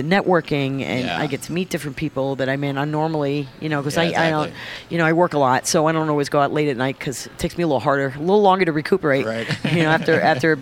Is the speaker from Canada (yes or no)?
no; France; also born or lived in United States; now in New York, United States; I was born in America, but raised over there